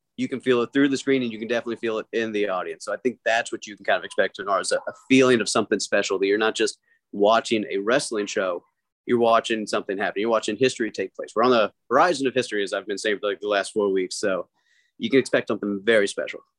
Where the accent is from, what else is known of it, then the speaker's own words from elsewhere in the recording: Louisville, Kentucky, United States; growing up in Louisville